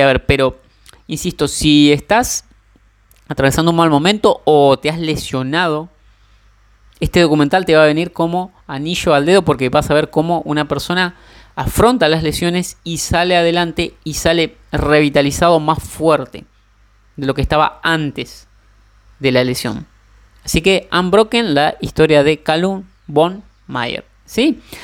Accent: Argentina; soy argentino

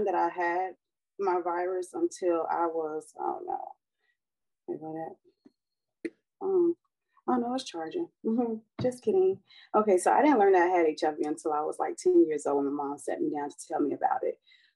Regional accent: Fort Lauderdale, Florida, United States; I was born and raised in Fort Lauderdale, Florida

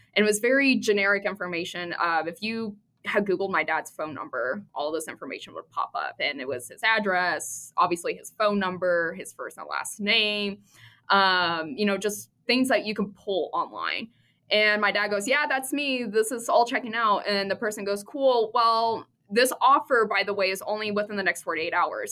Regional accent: Midwest, United States; I grew up in the Midwest

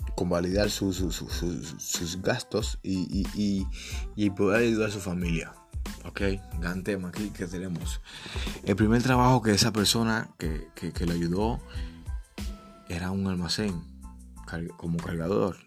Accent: Cuba; moved away as an adult; also born or lived in Trinidad and Tobago; como buen cubano

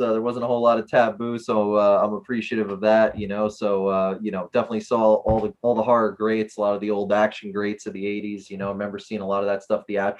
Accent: New Jersey, United States; Well, I'm from New Jersey specifically.

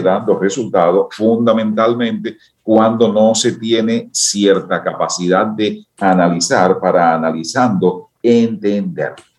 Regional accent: Dominican Republic; que somos los dominicanos

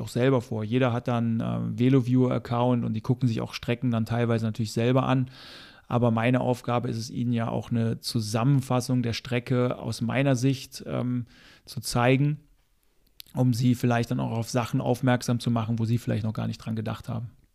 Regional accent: Germany; als Deutscher

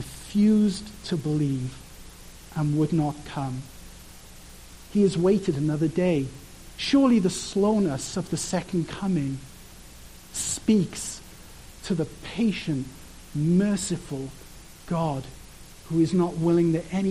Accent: Wales, United Kingdom; I'm from Wales, and there's like tons of sheep everywhere

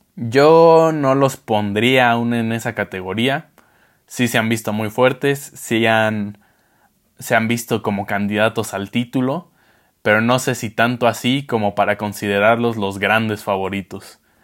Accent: Mexico

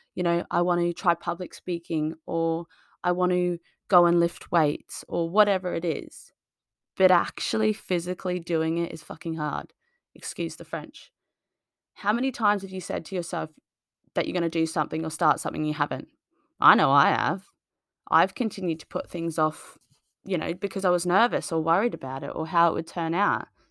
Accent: Australia; moved away as an adult; now in United Kingdom; I moved from Australia on my own six, seven years ago

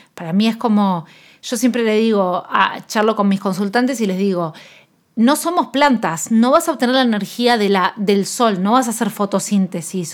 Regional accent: Argentina; yo soy nutricionista con un enfoque antidieta, intuitivo, de salud en todas las tallas y soy de Argentina

